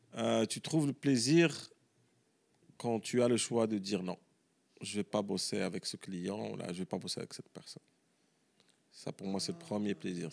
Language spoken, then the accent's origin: French; Morocco; also born or lived in United States; en tant que Marocain